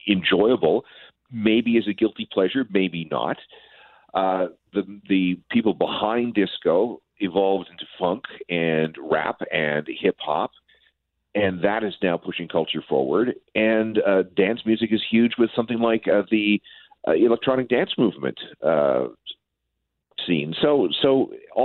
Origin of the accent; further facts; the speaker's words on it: Winnipeg, Manitoba, Canada; I grew up in Winnipeg